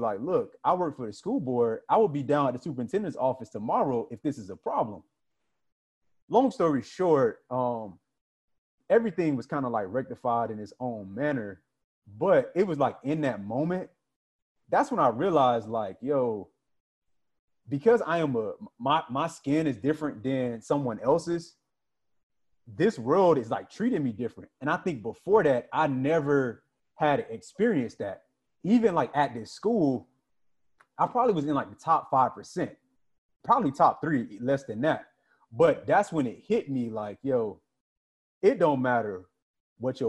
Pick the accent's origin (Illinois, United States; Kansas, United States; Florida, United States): Florida, United States; I'm from Florida. It gets hot